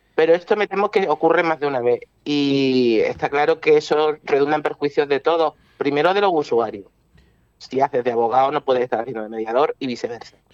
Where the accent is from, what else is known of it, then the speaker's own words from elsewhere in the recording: Málaga, Andalusia, Spain; el clima de mi tierra